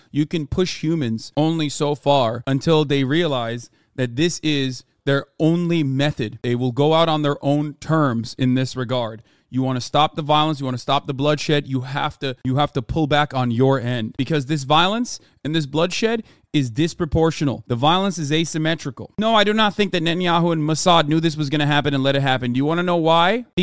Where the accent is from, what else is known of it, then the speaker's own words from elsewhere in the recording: United States; I'm an American and I live in America.